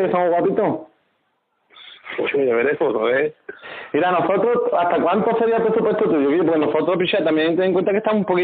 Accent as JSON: {"language": "Spanish", "town": "Arcos de la Frontera", "region": "Andalusia", "country": "Spain", "said": "nosotros que estamos haciendo una comparsita, un puñado de guapas, somos de, de, de Arco de la, de la Frontera."}